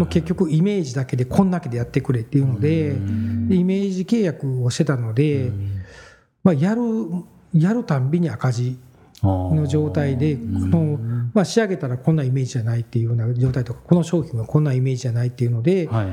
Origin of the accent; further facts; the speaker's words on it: Kyoto, Japan; 京都の山科っていうとこなんですけど、はい、もう42年ずっと京都で、はい、京都が出たことがないっていう